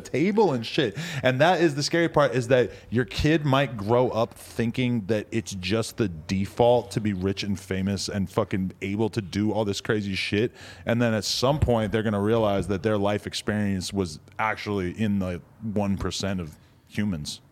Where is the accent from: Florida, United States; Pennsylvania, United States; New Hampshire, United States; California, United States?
New Hampshire, United States; now in Los Angeles, United States; I grew up in New Hampshire